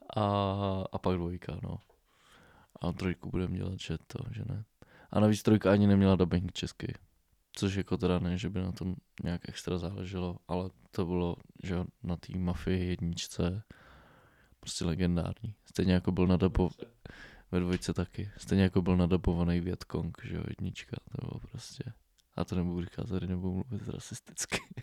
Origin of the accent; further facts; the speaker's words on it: Bohemia, Czechia; tady u nás v Čechách